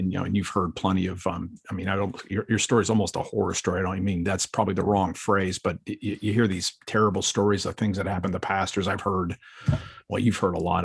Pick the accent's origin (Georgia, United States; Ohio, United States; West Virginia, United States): Ohio, United States; Akron; I'm from Akron, Ohio